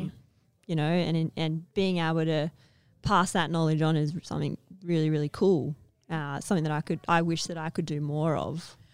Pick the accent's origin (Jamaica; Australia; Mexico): Australia; Perth, Western Australia; So I grew up in Perth